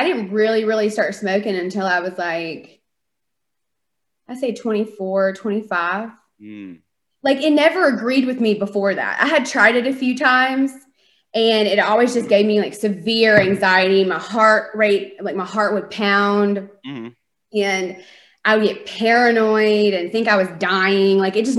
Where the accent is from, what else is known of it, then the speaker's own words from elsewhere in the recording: North Carolina, United States; moved away as an adult; now in Arizona, United States; I'm from North Carolina, born and raised